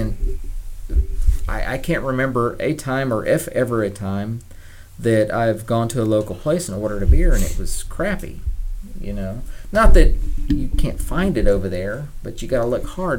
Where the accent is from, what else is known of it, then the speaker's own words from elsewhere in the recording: Germany; Yeah, I mean, I would say a portion of my life I grew up in Germany.